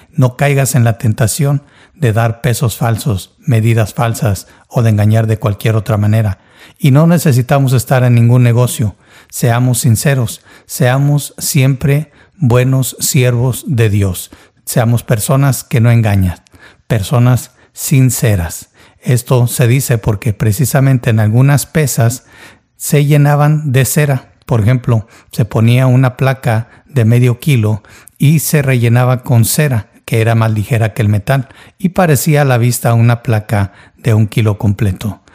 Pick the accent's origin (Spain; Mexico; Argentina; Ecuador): Mexico; Yo nací y crecí en México